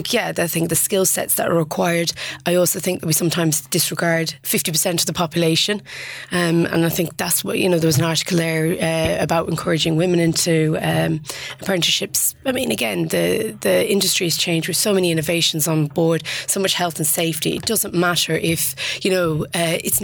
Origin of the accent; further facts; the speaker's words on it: Ballyhornis, County Mayo, Connacht, Ireland; my neighbour at home, I'm from Ballyhornis, County Mayo